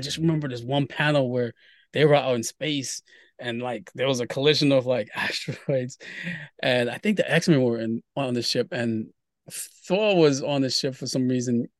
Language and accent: English; Brooklyn, New York, United States; also born or lived in Haiti / Queens / Harlem; now in Bronx, United States; I grew up in Brooklyn